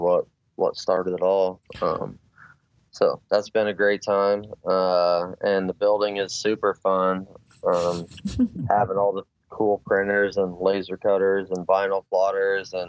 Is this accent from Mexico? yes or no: no; McPherson, Kansas, United States; moved away as an adult; also born or lived in Hays, Kansas; now in Denver, United States; I grew up in the Midwest, McPherson, Kansas, specifically.